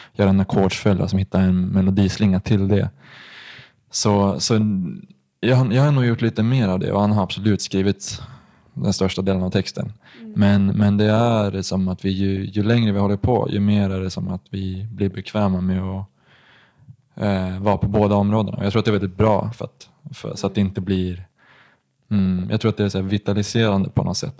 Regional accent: Gothenburg, Västra Götaland, Sweden; jag är född i Göteborg

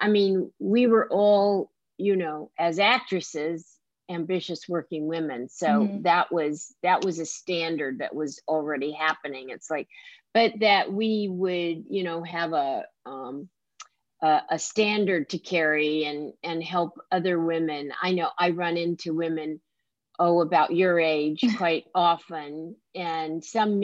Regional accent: the South, United States; being a Southerner

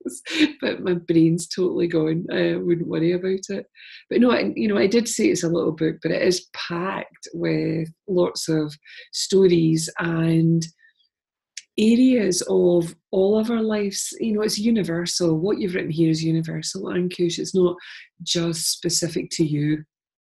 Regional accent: Glasgow, Scotland, United Kingdom; being a Glaswegian

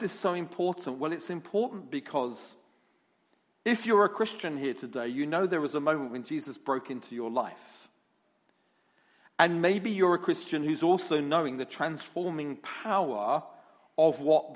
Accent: London, United Kingdom; you can get used to my accent. Because I come from London

